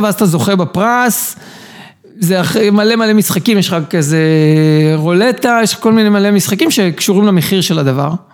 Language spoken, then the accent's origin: Hebrew; Herzliya, Tel Aviv District, Israel; also born or lived in Ireland / Canada; גדלתי בהרצליה, הגעתי לצבא